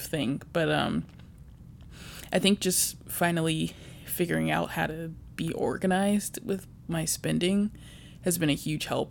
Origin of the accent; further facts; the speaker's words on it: Virginia, United States; also born or lived in Chicago; now in Bay Area, United States; I'm also originally from Virginia, but right now I live in the Bay Area for work.